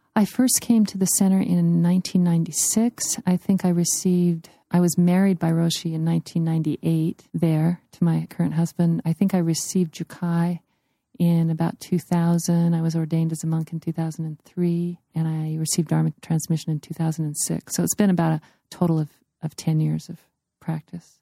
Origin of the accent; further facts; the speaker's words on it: United States; I'm an American